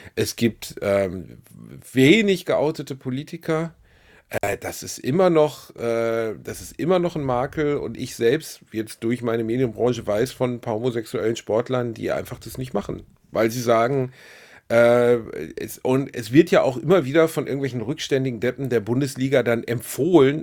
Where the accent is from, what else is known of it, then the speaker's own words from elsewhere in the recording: Essen, North Rhine-Westphalia, Germany; Upper-Class-Kind aus Essen, Altendorf